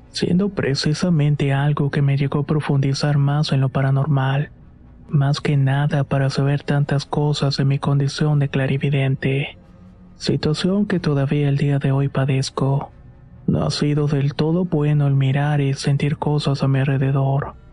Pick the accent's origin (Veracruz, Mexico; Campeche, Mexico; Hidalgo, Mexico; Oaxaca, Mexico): Veracruz, Mexico; iba a un colegio de bachilleres en el pueblo de donde soy originaria. En ese tiempo vivía en un ejido cercano a Tempoal en el estado de Veracruz.